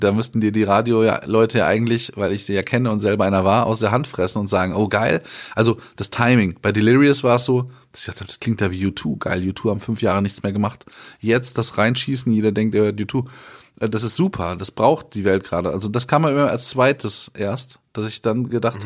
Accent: Germany; wir so als Deutsche

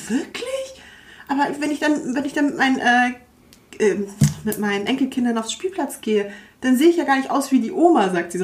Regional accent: Hamburg, Germany; wir sind halt in Wilhelmsburg äh, groß geworden bei, das ist so ein Ghetto so in Hamburg

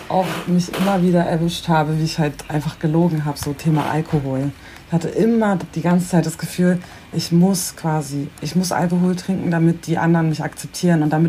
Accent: Bremen, Germany; also ich bin zwar in Bremen geboren und aufgewachsen, das ist super durchmischt

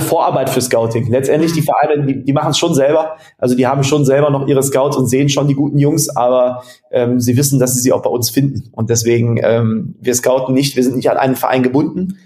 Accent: Germany; now in Netherlands; ich bin Deutscher

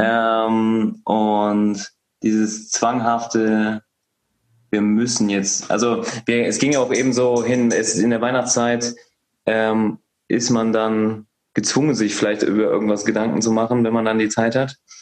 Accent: North Rhine-Westphalia, Germany; now in Hesse, Germany; meine Heimat ist ja NRW

